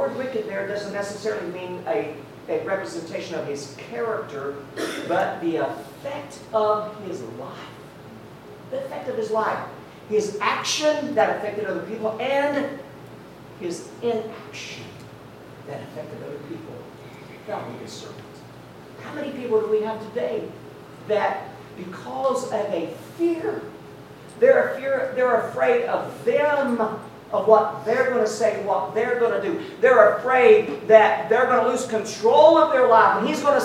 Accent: Tennessee, United States; moved away; Now I'm from Tennessee. We are good-looking folk up there

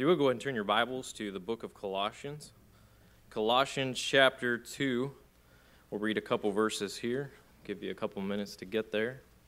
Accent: Texas, United States; where I grew up in Texas, we have a lot of black land

